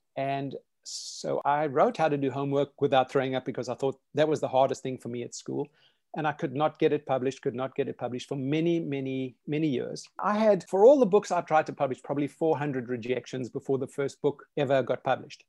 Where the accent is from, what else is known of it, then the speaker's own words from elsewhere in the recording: South Africa; now in United States; I grew up in South Africa.